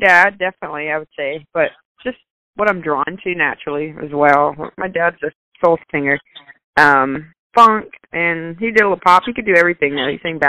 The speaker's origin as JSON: {"language": "English", "town": "Nashville", "region": "Tennessee", "country": "United States", "tie": "born or raised there", "said": "I'm in Nashville. That's my hometown."}